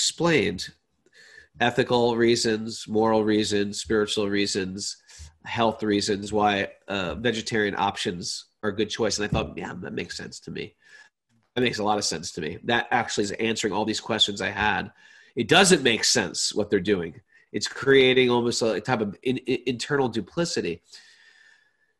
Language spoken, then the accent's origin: English; Connecticut, United States; moved away as an adult; also born or lived in India; I had a very big high school. I grew up in Connecticut